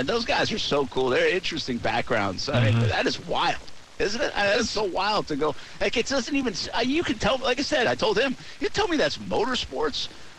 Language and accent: English; New England, United States; moved away; I'm from New England.